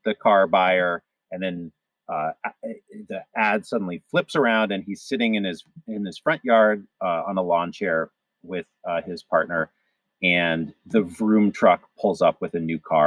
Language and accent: English; Cleveland, Ohio, United States; moved away; I grew up partly in the Midwest, so I went to high school in Cleveland